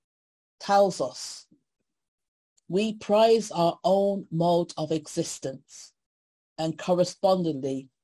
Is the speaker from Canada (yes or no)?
no; Birmingham, West Midlands, United Kingdom; I was born in Birmingham, miss, not Africa. And my parents are from Jamaica